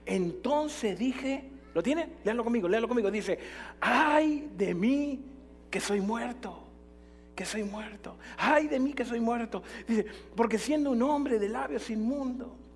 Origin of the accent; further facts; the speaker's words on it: Jalisco, Mexico; Somos de Jalisco, no nos rajamos nunca, le metemos para adelante, ¿no?